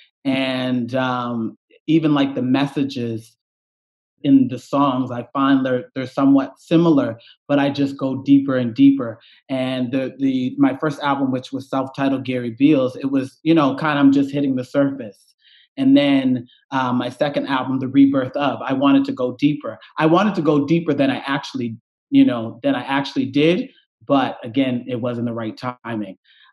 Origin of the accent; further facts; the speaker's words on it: Cherry Brook, Nova Scotia, Canada; now in Toronto, Canada; I grew up, I'm from a small community called Cherry Brook